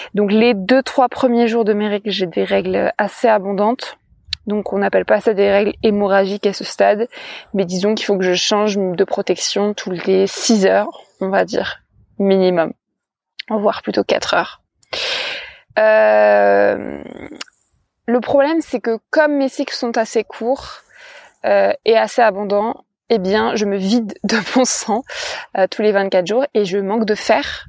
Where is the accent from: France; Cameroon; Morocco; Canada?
France; je me définis comme une femme cisgenre, pansexuelle, célibataire, française, blanche